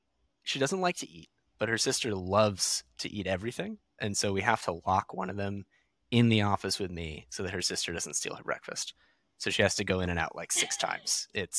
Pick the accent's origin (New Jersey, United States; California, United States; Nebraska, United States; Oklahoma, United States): California, United States; I did not have any kind of adequate winter coat because I was from California.